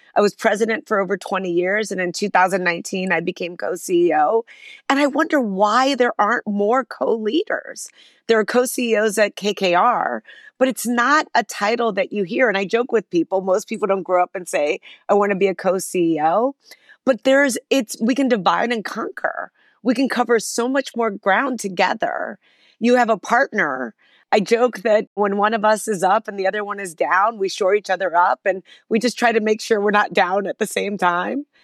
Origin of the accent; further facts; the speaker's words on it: Chicago, Illinois, United States; it all began in Chicago, where I'm from, a city that I still love, and where Ariel is headquartered, my company, and I was born in Chicago